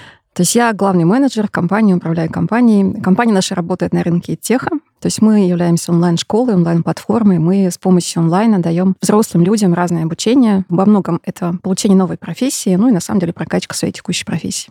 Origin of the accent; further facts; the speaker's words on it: Perm, Perm Krai, Russia; moved away; Я родом из Перми